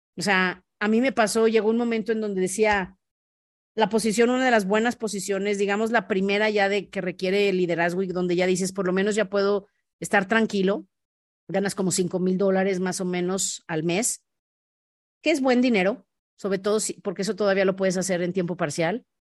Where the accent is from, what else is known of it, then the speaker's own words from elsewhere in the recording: León, Guanajuato, Mexico; yo soy de León, Guanajuato